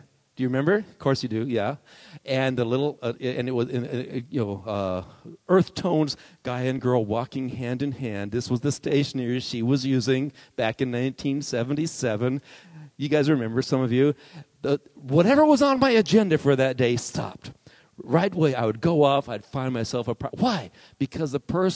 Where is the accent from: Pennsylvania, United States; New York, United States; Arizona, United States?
Arizona, United States; I grew up here in Arizona where nothing grows, really.